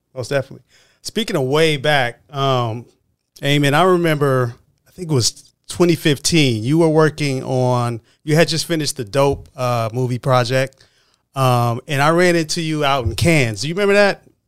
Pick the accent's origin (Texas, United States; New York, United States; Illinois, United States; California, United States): California, United States; Oakland; I grew up in the Bay Area. I grew up in Oakland, California